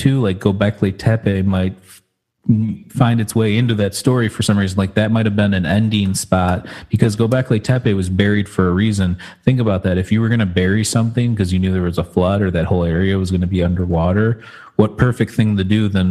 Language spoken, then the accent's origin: English; Detroit, Michigan, United States; we're from the Detroit area